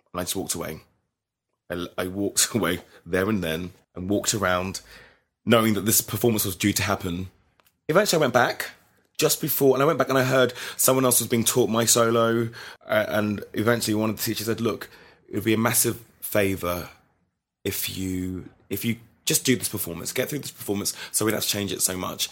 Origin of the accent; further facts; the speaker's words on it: London, United Kingdom; I grew up in London, South, Southwest London